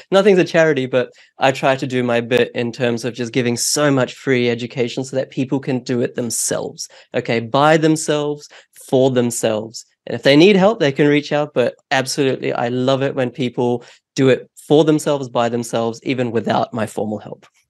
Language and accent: English; New Zealand; also born or lived in India; now in Australia; I was born in India, um, but we moved um, to New Zealand when I was four